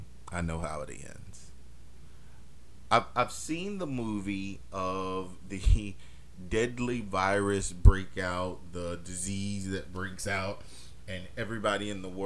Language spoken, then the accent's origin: English; Germany; born there; also born or lived in Europe; I mean, I was born in Europe. I was born in Germany. So I have that liberty to say, hey, sometimes Europeans are reckless